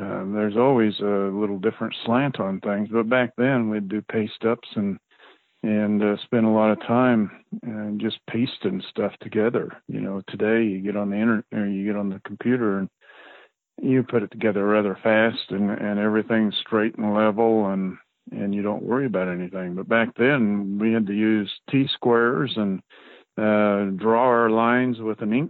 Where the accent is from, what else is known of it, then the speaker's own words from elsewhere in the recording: Loma, Colorado, United States; I grew up in the Fruta area in down in Loma, Colorado